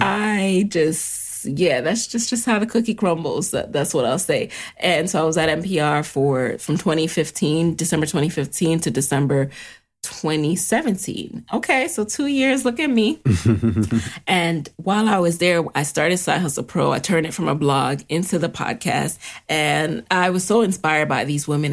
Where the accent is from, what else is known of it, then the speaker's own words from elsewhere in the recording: New York City, New York, United States; didn't have a car growing up in the city, growing up in the Bronx